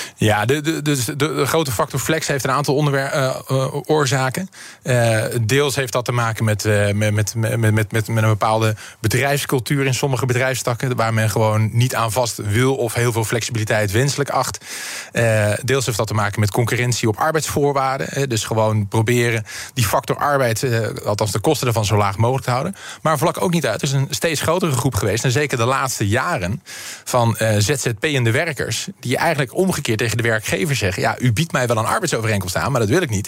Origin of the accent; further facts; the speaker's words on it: Rotterdam, South Holland, Netherlands; ik ben een echte Rotterdammer